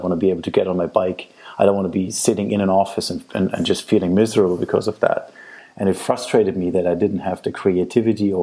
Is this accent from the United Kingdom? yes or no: no; Germany; now in Italy; I grew up in Germany